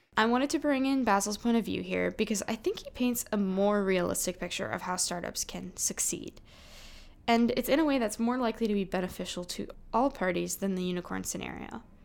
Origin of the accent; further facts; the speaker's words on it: Silicon Valley, California, United States; growing up in Silicon Valley